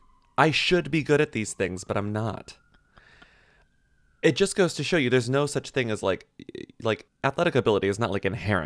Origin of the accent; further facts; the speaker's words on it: Texas, United States; I mean, I did every sport because like I'm from Texas.